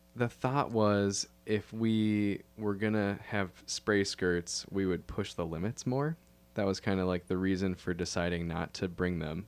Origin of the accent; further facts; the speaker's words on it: Minneapolis–Saint Paul, Minnesota, United States; also born or lived in Duluth, Minnesota; I grew up in the Twin Cities, uh, in Minnesota here